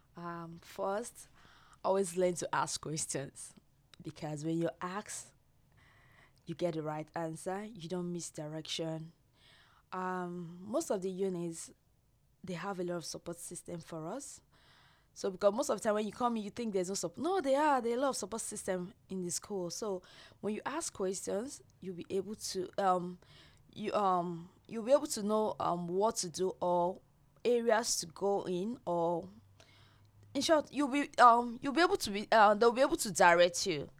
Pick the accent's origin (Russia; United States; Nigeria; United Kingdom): Nigeria; moved away as an adult; now in Australia; I'm from Nigeria